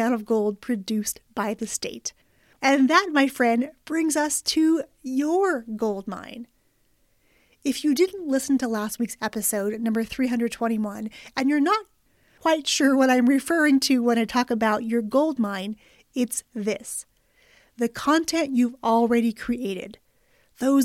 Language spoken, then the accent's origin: English; Nevada, United States; I'm from Nevada